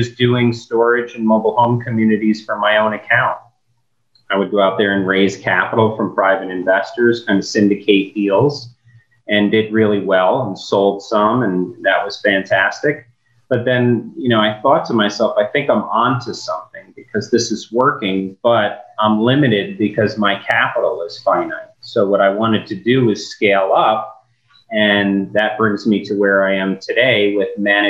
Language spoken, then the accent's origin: English; New York, United States; moved away; I'm from New York originally and come from restaurant business